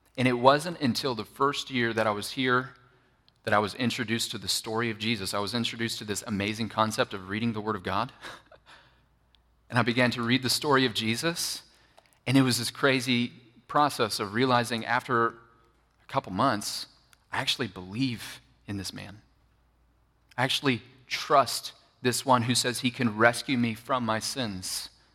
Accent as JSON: {"language": "English", "area": "Bible Belt", "region": "Southern United States", "country": "United States", "tie": "born or raised there", "said": "I grew up in the Bible Belt, which is Southern United States, right?"}